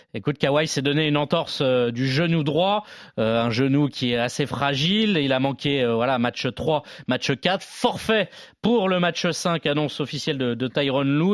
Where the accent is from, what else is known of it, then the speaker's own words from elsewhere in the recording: France; nous, en tant que Français